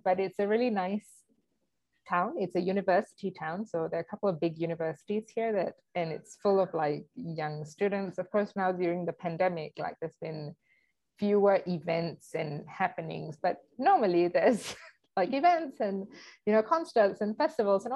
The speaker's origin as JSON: {"language": "English", "country": "Singapore", "tie": "born or raised there", "also_born_or_lived": "India (ancestry)", "moved": "as an adult", "lives_now": "Mexico", "said": "I grew up in Singapore. I spent most of my life in Singapore."}